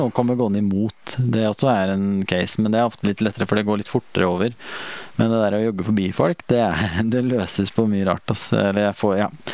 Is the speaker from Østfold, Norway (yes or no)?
yes; Sarpsborg, Østfold, Norway; moved away; hjemme i Sarp